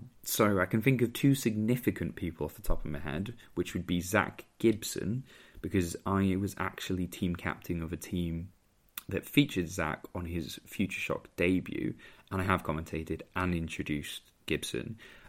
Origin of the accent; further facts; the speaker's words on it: Merthyr Tydfil, Wales, United Kingdom; I used to be called Welsh quite a lot because I'm from Merthyr Tydfil, despite the accent.